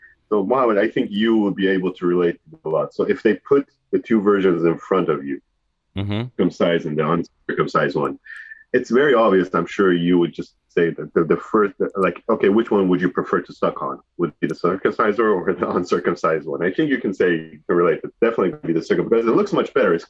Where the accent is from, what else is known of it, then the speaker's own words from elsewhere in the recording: Iran; moved away as an adult; this was the early days when I was coming from Iran.